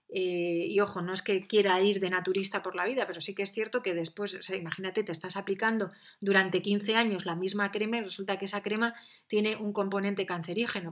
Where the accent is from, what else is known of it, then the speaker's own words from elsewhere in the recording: San Sebastián, Basque Country, Spain; Yo que he nacido en un ambiente de playa, soy de San Sebastián